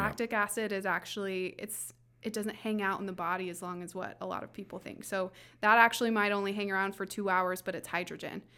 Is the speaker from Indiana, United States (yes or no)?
yes; Southwest Indiana, United States; now in Fishers, United States; I'm originally from Southwest Indiana